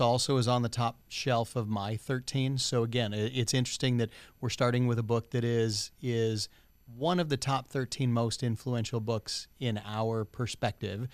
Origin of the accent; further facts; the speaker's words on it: United States; as an American society